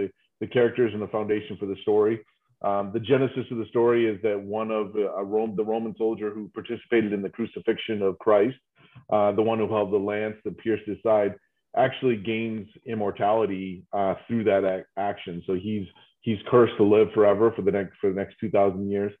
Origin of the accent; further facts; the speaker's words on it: New England, United States; now in Austin, United States; I'm from New England